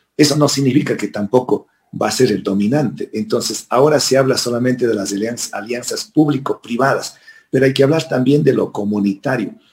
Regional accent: Ecuador; yo nací en Huasipungo. Nací en una hacienda.

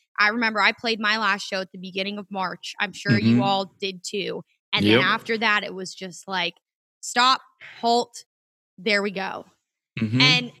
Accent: Tampa, Florida, United States; from where the Rays are. I'm from Tampa

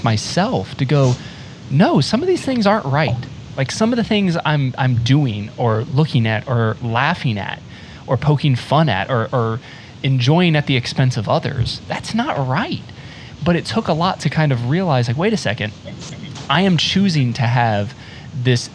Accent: rural North Carolina, United States; moved away; also born or lived in South Florida; I grew up in rural North Carolina

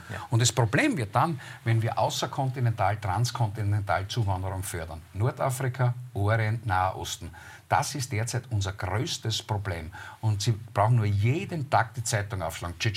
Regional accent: Austria; Man soll ich als Österreicher von einer Rasse sprechen?

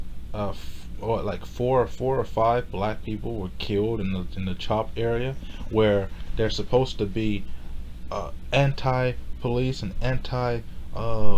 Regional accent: Houston, Texas, United States; I was born in America. I was born in Houston, Texas in 1994

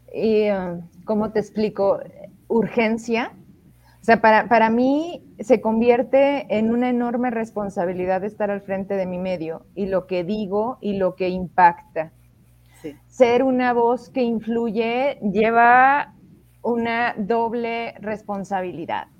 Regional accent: Fresnillo, Zacatecas, Mexico; yo soy de Fresnillo

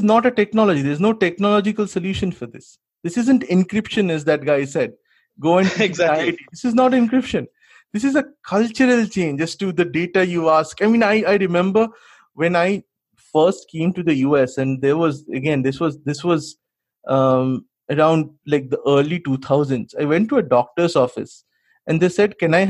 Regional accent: India; now in United States; as an Indian

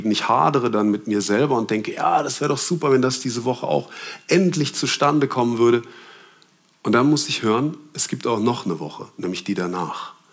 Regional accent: Germany; also ich bin in Deutschland aufgewachsen, sechs ist da die schlechteste Note.

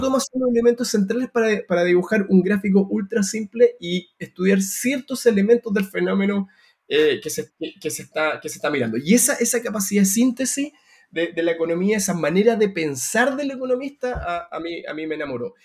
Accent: Santiago, Santiago Metropolitan Region, Chile; moved away as an adult; now in London, United Kingdom; Yo soy eh, el hermano más chico de una familia de Santiago

